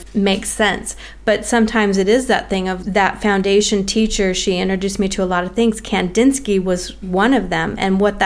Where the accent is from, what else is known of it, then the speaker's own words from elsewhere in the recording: United States; now in Australia; as an American living in Australia